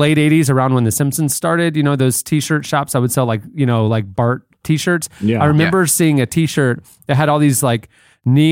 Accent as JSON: {"language": "English", "town": "Orlando", "region": "Florida", "country": "United States", "said": "I'm from Orlando where we have real theme parks"}